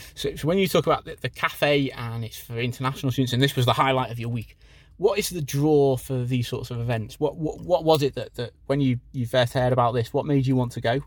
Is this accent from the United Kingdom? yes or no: yes; Liverpool, North West England, United Kingdom; we're from Liverpool way in the north